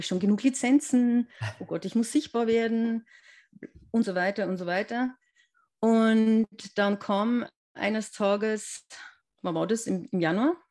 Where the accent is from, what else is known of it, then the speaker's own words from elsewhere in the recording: near Regensburg, Upper Palatinate, Bavaria, Germany; Ich komme aus der Nähe vom ähm, schönen Regensburg ähm, in der Oberpfalz